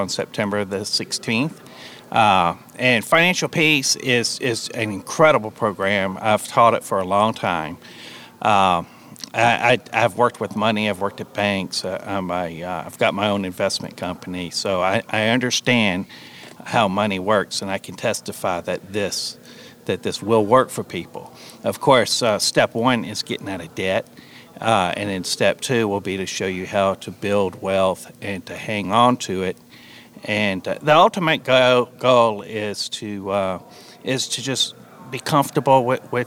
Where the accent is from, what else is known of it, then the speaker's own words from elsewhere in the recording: South Louisiana, United States; I'm from South Louisiana. I've always cooked Cajun food